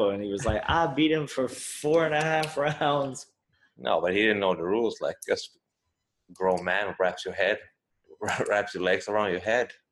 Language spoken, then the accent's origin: English; United States; I'm American and I'm Thai also.